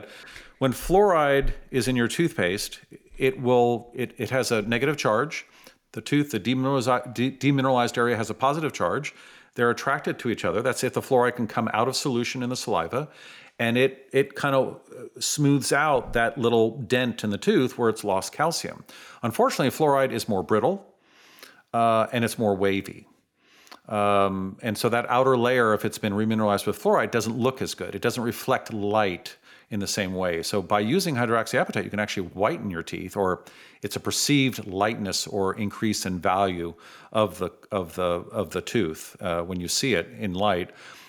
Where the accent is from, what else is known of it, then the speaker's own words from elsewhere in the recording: San Francisco, California, United States; I grew up in San Francisco.